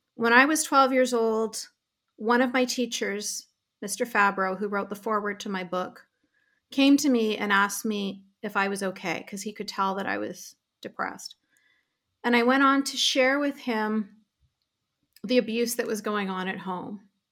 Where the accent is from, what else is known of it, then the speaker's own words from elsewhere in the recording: Canada; I was really, really privileged to be born and raised in Canada